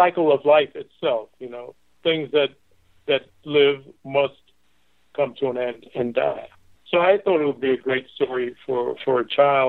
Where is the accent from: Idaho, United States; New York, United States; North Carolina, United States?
New York, United States; New York City; now in Fort Lauderdale, United States; I'm originally from New York City